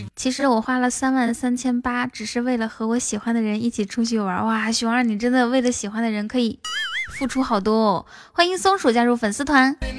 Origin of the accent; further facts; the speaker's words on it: Ganqika, Inner Mongolia, China; now in Shanghai, China; 是来自内蒙古自治区科尔沁左翼后旗甘旗卡镇门斗村的